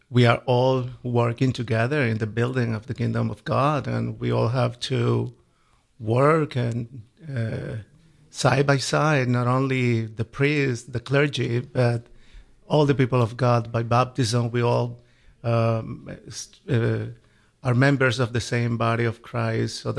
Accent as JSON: {"language": "English", "country": "Colombia", "tie": "born or raised there", "second_language": "English", "said": "For me, it's a wonderful country, very nice, beautiful people, and uh, it's a very Catholic country."}